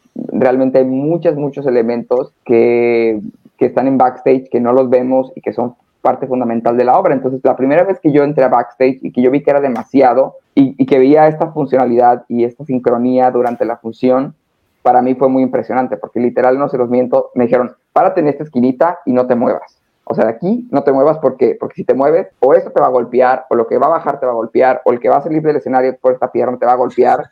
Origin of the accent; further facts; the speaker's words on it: Hermosillo, Sonora, Mexico; now in Cancún, Mexico; Soy norteño, soy de México, pero soy de Sonora, de Hermosillo